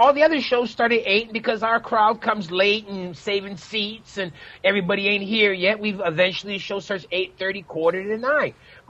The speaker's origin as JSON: {"language": "English", "town": "Chicago", "region": "Illinois", "country": "United States", "tie": "born or raised there", "said": "growing up in Chicago"}